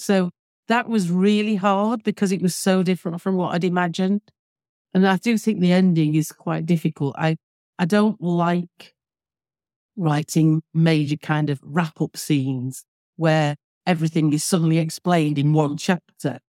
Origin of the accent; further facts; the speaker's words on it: Manchester, North West England, United Kingdom; now in Alderney, Guernsey; based around Manchester, because that's where I was born and brought up, as you can probably tell from my accent.